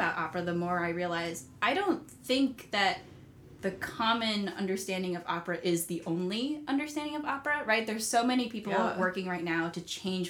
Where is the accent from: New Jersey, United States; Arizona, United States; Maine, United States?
New Jersey, United States; Holmdel; as a kid growing up in New Jersey